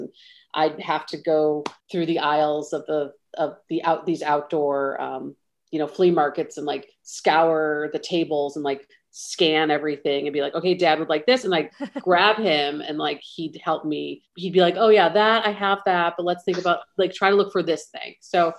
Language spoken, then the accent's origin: English; Midwest, United States; So I'm still a Midwesterner at heart. I would say in terms of, you know, tone and drive, Chicago definitely has that for me.